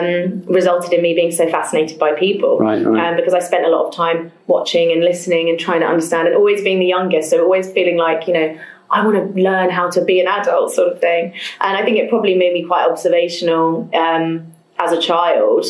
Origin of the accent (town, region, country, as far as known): London, United Kingdom; born or raised there